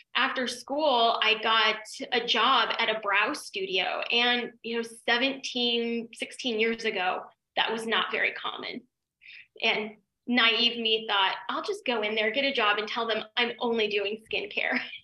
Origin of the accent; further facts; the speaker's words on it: Denver, Colorado, United States; moved away as an adult; also born or lived in New York; I'm from Denver and it was like podunk little cow town